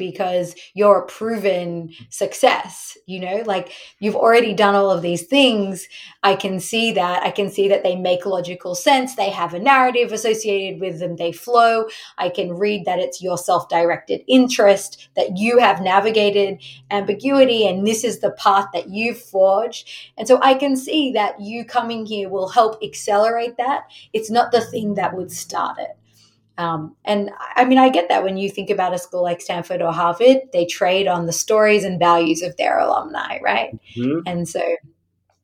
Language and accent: English; Australia; moved away; so I grew up in Australia